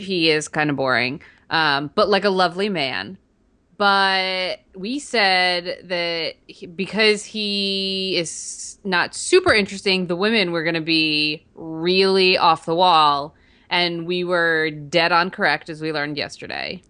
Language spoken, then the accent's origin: English; New Jersey, United States; I'm from New Jersey